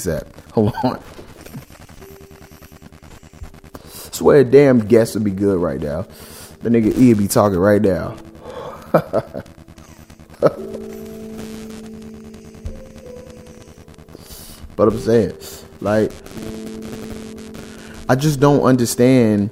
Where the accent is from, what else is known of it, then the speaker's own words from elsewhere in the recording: Chicago, Illinois, United States; I grew up in Chicago